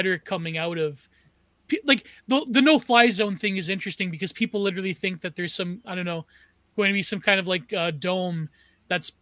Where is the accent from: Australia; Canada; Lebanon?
Canada; as a Canadian